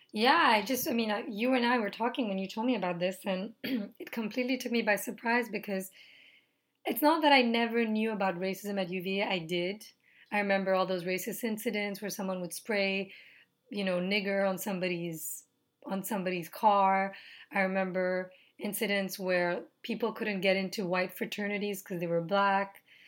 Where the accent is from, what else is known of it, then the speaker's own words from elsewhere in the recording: Nepal; moved away; I'm from Nepal